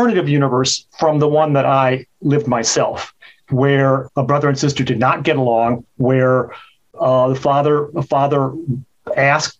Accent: Chicago, Illinois, United States; now in California, United States; where I grew up in Chicago

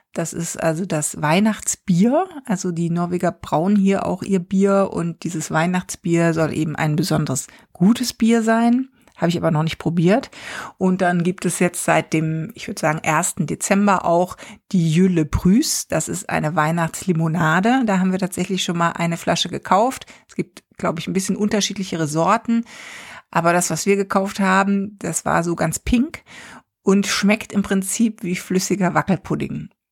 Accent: Germany; now in Stavanger, Norway; bei uns in Deutschland

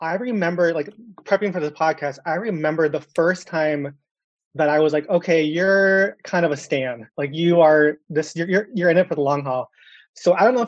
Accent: Minneapolis, Minnesota, United States; I am growing up in Minneapolis, Minnesota. So born and raised

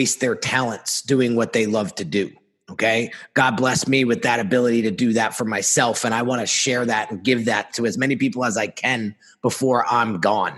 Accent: New Jersey, United States; we're in New Jersey, born and raised in New Jersey

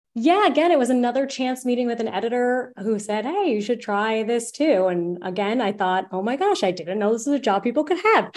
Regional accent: Narragansett, Rhode Island, United States; I was an intern at my hometown newspaper, The Narragansett Times

